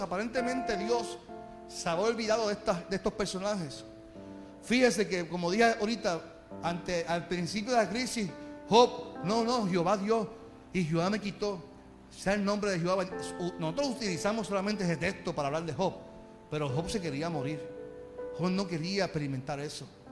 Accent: Carolina, Puerto Rico; yo soy de Carolina

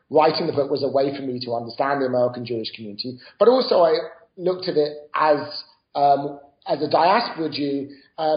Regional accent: United Kingdom; moved away as an adult; now in United States; I grew up in Britain

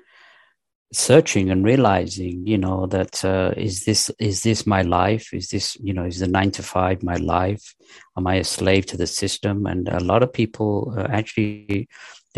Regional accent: United Kingdom; moved away as an adult; also born or lived in Pakistan / Manchester area, England / London, England / Los Angeles, United States; now in North Carolina, United States; mostly I was raised in England, in the north of England, near Manchester till the age of 10. Then we moved to London and then went to high school in the east end of London

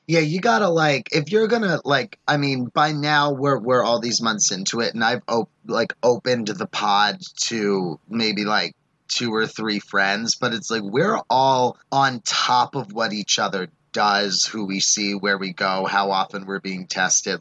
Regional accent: New York City, New York, United States; moved away; I was visiting home in New York

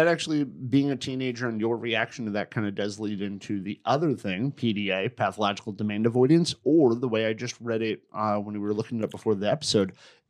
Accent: Connecticut, United States; I grew up in Connecticut

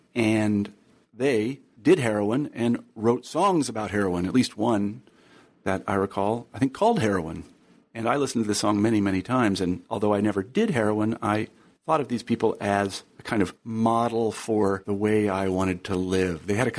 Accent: Wichita, Kansas, United States; I grew up in Wichita, Kansas, where people think it's entirely homogenous.

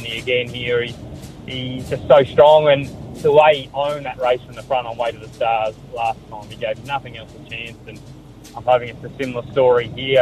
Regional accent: Western Australia, Australia; I'm from Western Australia

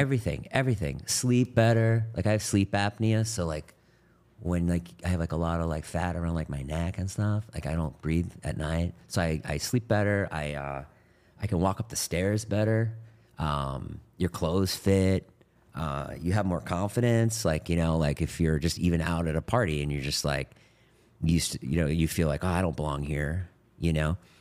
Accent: Boston, Massachusetts, United States; I grew up in Boston in a suburb

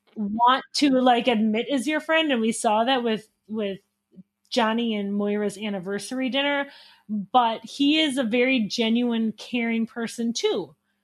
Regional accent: Wisconsin, United States; I am from Wisconsin.

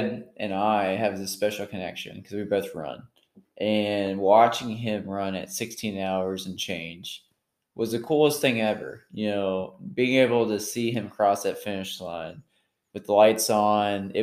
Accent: Hurricane, West Virginia, United States; now in Huntington, United States; I'm from Hurricane, West Virginia, transplanted to Huntington.

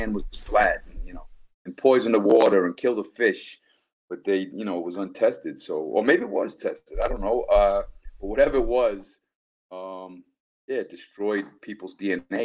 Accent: United States; moved away as an adult; now in Germany; I'm an American citizen and I'm a German resident

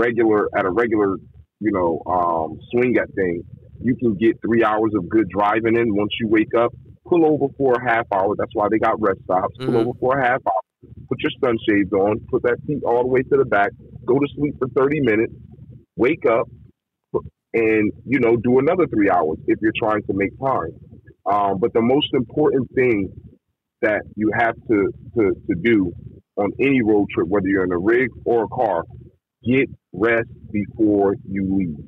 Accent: East Coast, United States; I'm from the East Coast

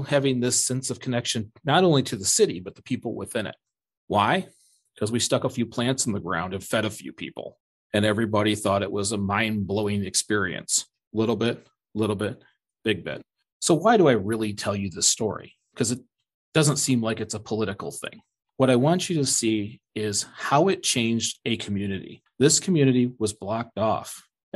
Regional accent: Michigan, United States; I'm from Michigan

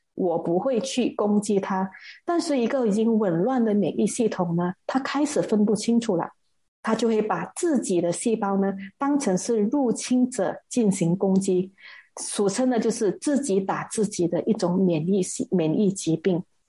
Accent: Malaysia; 因为我们马来西亚的人民哈，我们的身体里面并没有这个肺炎病毒的记忆

